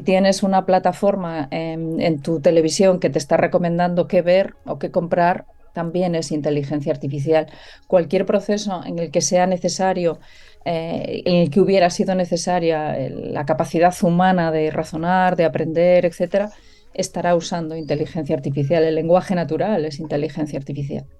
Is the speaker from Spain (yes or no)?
yes; Galicia, Spain; soy gallega